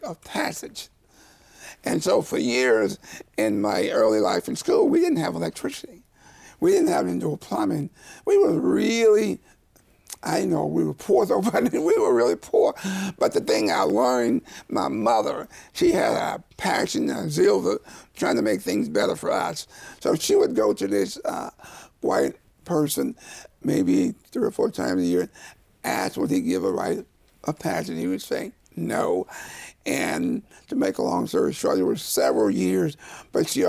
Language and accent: English; Mississippi, United States; growing up in Mississippi